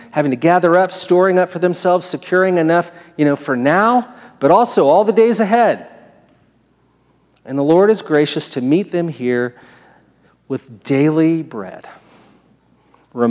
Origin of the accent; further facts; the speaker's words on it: United States; I'm an American